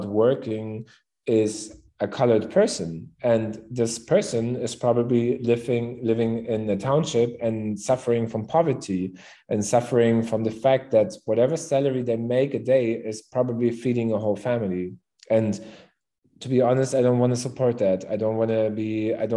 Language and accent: English; Berlin, Germany; also born or lived in Cape Town; I'm born and raised in Berlin